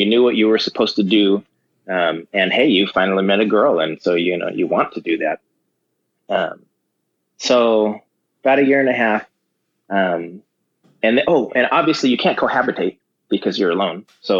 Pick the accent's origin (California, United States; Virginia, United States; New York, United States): California, United States; Simi Valley; born or raised there; also born or lived in Los Angeles